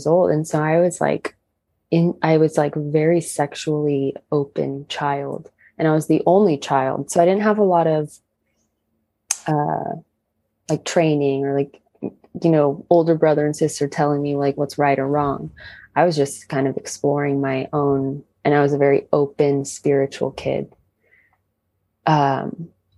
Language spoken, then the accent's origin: English; Riverside, California, United States; we're all from Riverside, California.